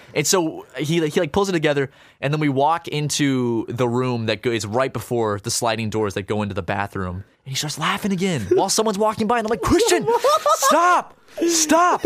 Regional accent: United States; being an American

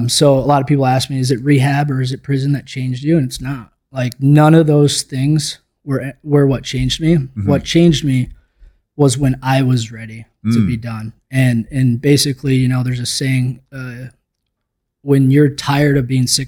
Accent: Minnesota, United States; I grew up in Minnesota

